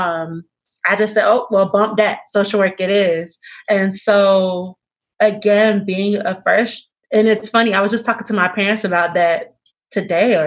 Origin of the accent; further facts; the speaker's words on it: Miami, Florida, United States; moved away; I'm originally from Miami, Florida